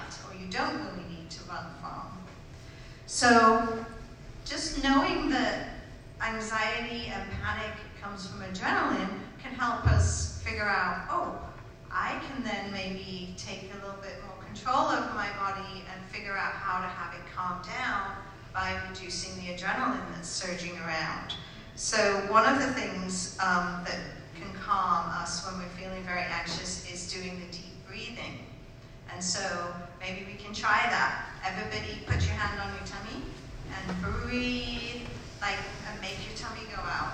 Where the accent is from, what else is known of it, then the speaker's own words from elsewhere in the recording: United Kingdom; I'm British